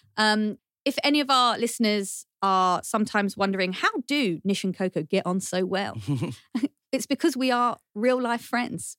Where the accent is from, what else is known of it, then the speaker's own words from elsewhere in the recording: United Kingdom; we're not immigrants, we're British born. Yeah. We are British